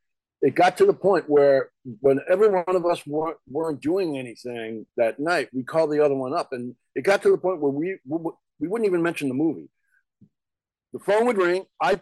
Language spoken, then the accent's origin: English; New York, United States; born there; also born or lived in New Jersey; now in Los Angeles, United States; And I live in LA. I was born in New York. And like you, I spent a number of years in New Jersey, not too far from Rutgers.